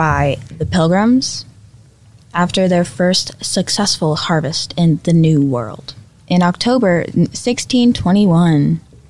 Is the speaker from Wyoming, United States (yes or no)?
no; Louisiana, United States; I'm from Louisiana